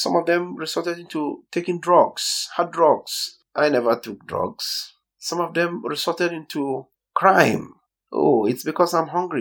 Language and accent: English; southern Nigeria, Nigeria; I'm from Nigeria